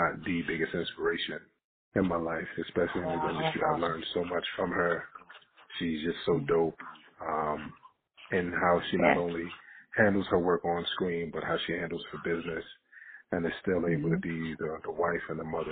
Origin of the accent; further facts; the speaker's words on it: Jersey City, New Jersey, United States; I'm from Jersey City. I'm from Booker T. Cousins in Jersey City